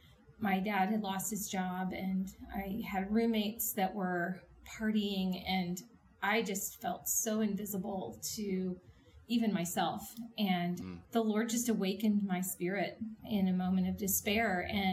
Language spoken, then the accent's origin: English; New Orleans, Louisiana, United States; also born or lived in California / Seattle; I was born in Southern California and then lived for a time in Seattle and then ended up in New Orleans, and that's where my dad retired.